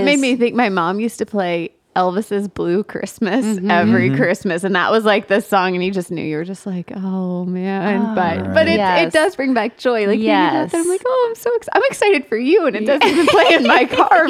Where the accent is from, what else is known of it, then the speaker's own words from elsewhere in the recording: Germany; moved away; we grew up in Germany